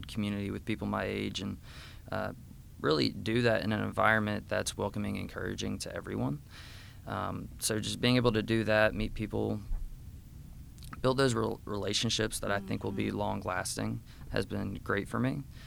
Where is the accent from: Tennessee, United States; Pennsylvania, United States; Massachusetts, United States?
Tennessee, United States; Arlington; I am a native Memphian. I grew up out in Arlington, so I went to Arlington High School